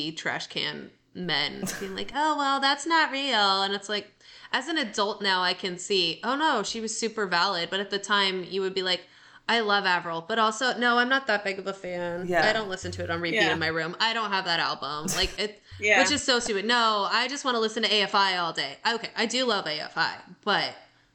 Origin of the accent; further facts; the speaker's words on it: New Mexico, United States; my hometown is 40,000 people in the middle of nowhere, New Mexico.